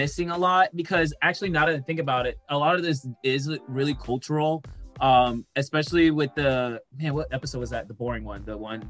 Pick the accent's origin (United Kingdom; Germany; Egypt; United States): United States; we're American